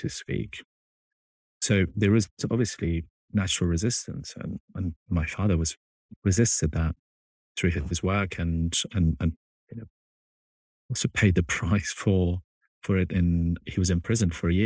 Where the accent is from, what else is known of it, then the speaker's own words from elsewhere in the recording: Kabul, Afghanistan; moved away; growing up in Afghanistan and visiting on average every 2 to 3 years for the past 20 years